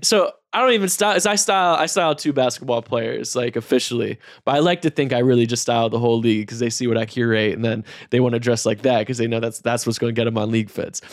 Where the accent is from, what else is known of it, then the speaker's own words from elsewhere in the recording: Raleigh, North Carolina, United States; I'm a kid from North Carolina